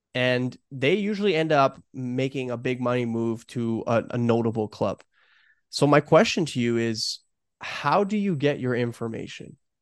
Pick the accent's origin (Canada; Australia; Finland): Canada; Toronto, Ontario; I grew up in Toronto